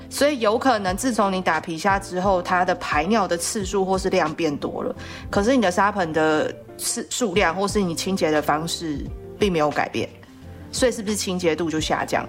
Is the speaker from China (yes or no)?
no; southern Taiwan, Taiwan; moved away; 我是南部来的小孩